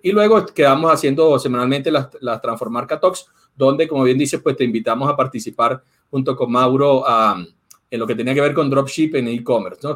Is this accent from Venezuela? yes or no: yes; Venezuela; yo soy venezolano